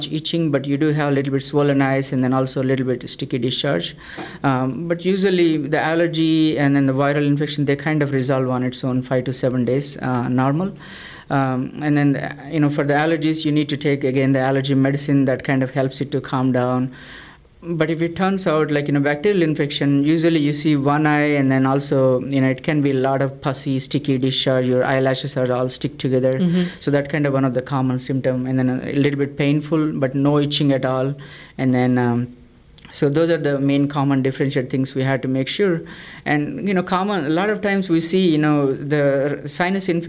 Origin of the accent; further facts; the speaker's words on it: South India, India; moved away as an adult; also born or lived in Chicago / St. Louis; now in Texas, United States; I'm from South India. So I did my med school back in India